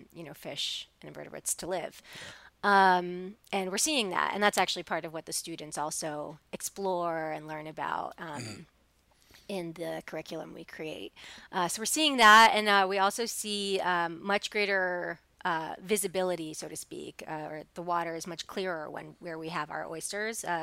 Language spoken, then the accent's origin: English; New York City, New York, United States; I grew up in New York City